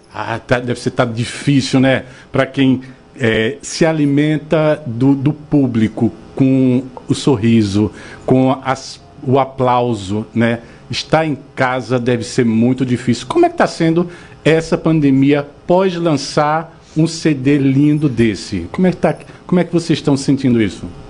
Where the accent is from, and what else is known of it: Northeast Region, Brazil; accent: nordestino